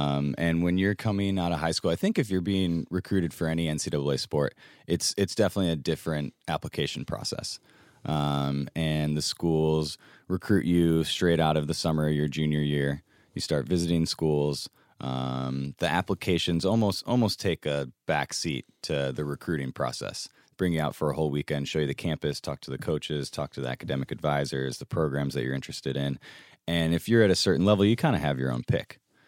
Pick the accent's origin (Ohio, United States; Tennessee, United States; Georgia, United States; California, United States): Ohio, United States; Sylvania; also born or lived in Ann Arbor, Michigan; I grew up in Northwest Ohio.